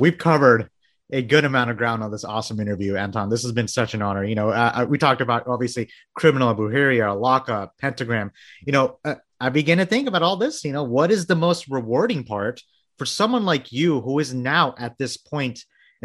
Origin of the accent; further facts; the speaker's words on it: Bangladesh; I was born in Bangladesh.